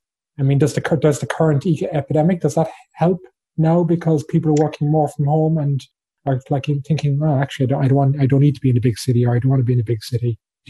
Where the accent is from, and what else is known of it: Cork, Munster, Ireland